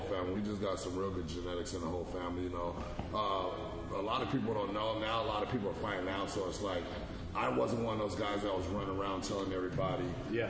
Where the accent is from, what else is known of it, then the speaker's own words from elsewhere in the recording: Avondale, Arizona, United States; now in Minnesota, United States; grew up in Avondale, Arizona.